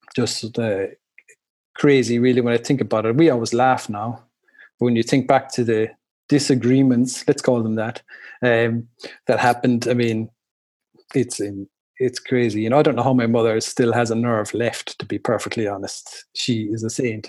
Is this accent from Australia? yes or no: no; Ireland; moved away as an adult; also born or lived in Chicago, United States; now in Germany; growing up in Ireland like that, and our house, it was you know like the group of friends, it was a crazy house